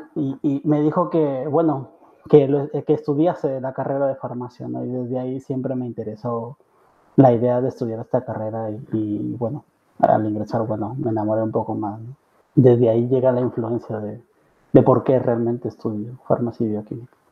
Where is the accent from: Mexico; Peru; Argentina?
Peru; Trujillo, La Libertad; moved away as an adult; also born or lived in Lima, Peru; now in Barcelona, Spain; yo soy de Trujillo realmente, que es una ciudad aproximadamente a ocho horas de la capital de Perú, de Lima.